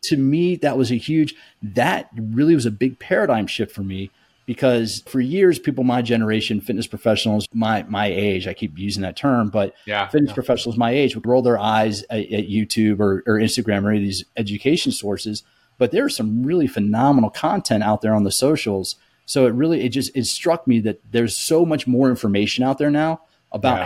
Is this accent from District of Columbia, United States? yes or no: yes; Washington, District of Columbia, United States; I grew up in the Washington D.C. area